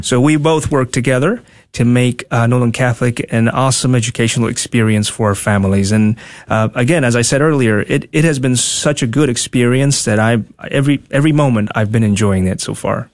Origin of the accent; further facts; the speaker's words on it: Tegucigalpa, Francisco Morazán, Honduras; moved away as an adult; also born or lived in Dallas, Texas; now in United States; born and raised in Honduras, capital city, Tegucigalpa, I moved here when I was nineteen